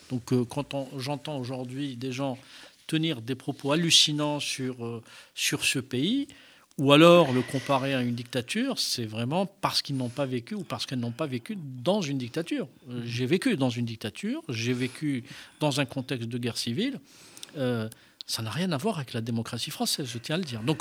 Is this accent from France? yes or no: no; Algeria; moved away; je suis né en Algérie. Euh, euh, j'ai grandi dans ce pays.